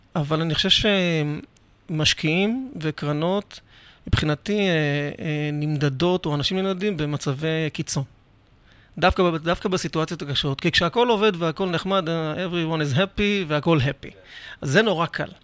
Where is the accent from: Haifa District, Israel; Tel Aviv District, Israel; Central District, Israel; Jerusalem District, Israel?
Central District, Israel; Rishon LeZion; אני גדלתי בראשון לציון